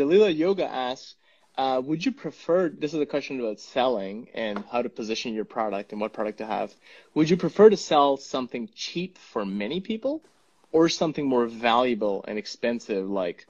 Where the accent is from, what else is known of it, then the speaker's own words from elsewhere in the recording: Punjab, India; first language Punjabi; English is a second language; my mother tongue is Punjabi. I speak Punjabi from India.